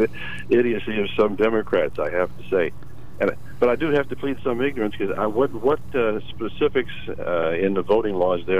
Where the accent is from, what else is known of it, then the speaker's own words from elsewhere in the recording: Texas, United States; Now, I'm from Texas